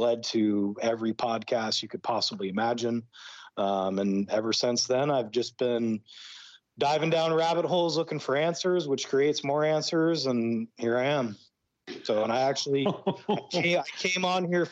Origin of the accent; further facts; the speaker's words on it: Brush Prairie, Washington, United States; moved away as an adult; also born or lived in Pacific Northwest / Idaho; now in Mexico; I was raised in Brush Prairie, Washington